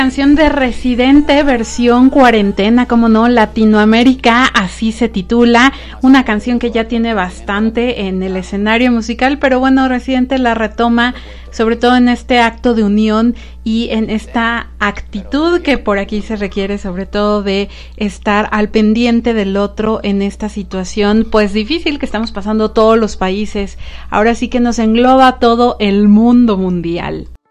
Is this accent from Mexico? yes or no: yes; Mexico